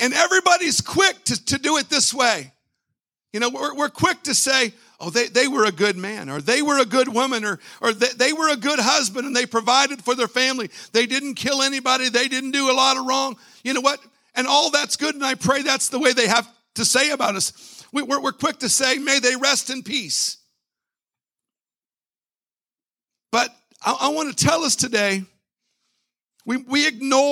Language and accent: English; Virginia, United States; My wife and I, we're from Virginia, and we have family there in the Chesapeake, Virginia Beach area